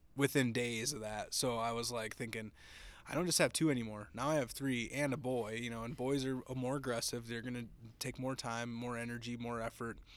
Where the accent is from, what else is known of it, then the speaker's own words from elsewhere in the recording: Minnesota, United States; now in Texas, United States; I live in Texas now. I, I'm originally from Minnesota. That's where I grew up